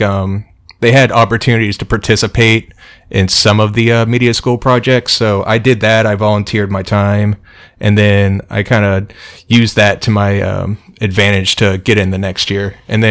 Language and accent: English; Belpre, Ohio, United States; moved away as an adult; also born or lived in Athens, Ohio; I grew up in Belpre, Ohio, which is about 40 miles from Athens